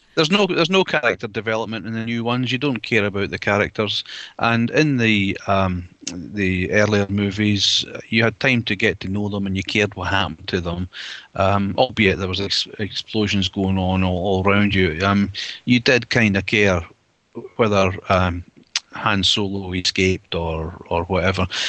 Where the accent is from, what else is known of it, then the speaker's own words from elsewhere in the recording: Scotland, United Kingdom; accent: Scottish; moved away; my Scottish accent